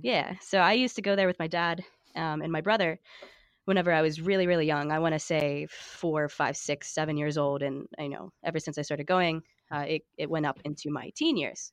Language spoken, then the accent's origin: English; Johnstown, Pennsylvania, United States; I'm from Western Pennsylvania. I've lived here my entire life